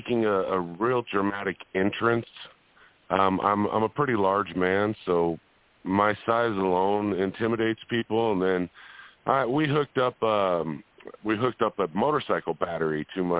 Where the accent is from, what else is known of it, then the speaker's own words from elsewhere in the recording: Las Vegas, Nevada, United States; I'm from Las Vegas